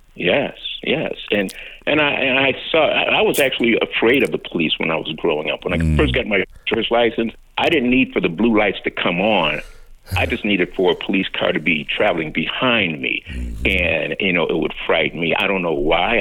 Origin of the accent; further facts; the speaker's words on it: Chicago, Illinois, United States; a young man who grew up on the south side of Chicago, mm. um, born and raised there.